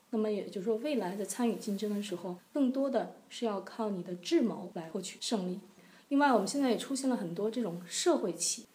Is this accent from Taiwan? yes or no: no; China; 我们中国人生活在中国